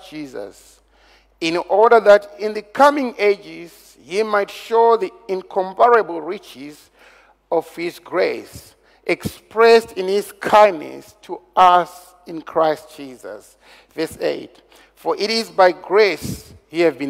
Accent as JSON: {"language": "English", "country": "Zimbabwe", "said": "I come from Zimbabwe."}